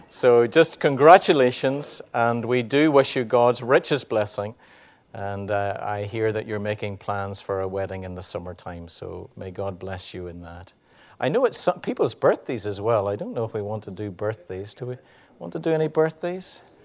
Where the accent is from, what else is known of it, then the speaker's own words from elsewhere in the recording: Ireland; we're Irish